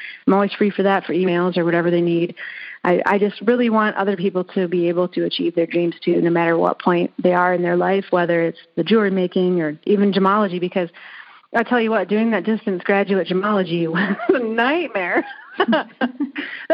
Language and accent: English; Michigan, United States; I grew up in Michigan